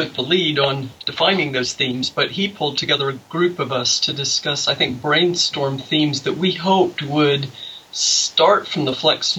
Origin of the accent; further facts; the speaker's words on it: Texas, United States; now in England; I'm a senior lecturer in medical education at Hull York Medical School in England, but I'm Texan.